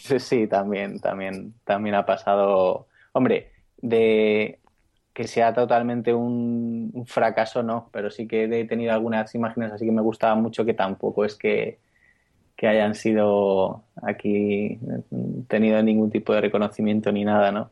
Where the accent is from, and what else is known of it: Spain